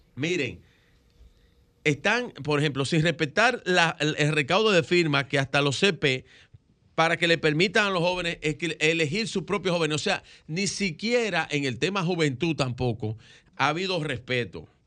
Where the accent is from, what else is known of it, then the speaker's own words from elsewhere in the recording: Dominican Republic; como dominicanos